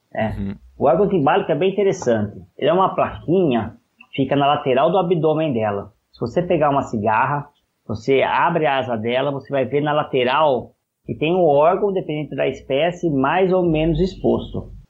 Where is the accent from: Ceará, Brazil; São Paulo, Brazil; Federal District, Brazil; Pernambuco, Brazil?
São Paulo, Brazil; Matão; also born or lived in São Carlos / Jaboticabal; Eu sou lá do interior de São Paulo, de uma cidade chamada Matão.